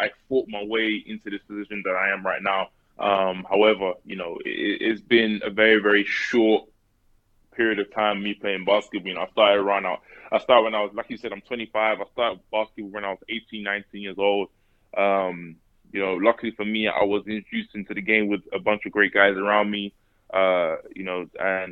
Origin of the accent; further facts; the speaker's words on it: London, United Kingdom; moved away as an adult; also born or lived in Tennessee / Mississippi; I grew up in East London